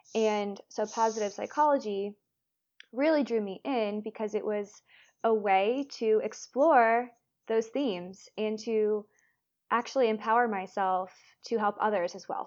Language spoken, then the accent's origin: English; Florida, United States; moved away as an adult; now in London, United Kingdom; I'm from Florida.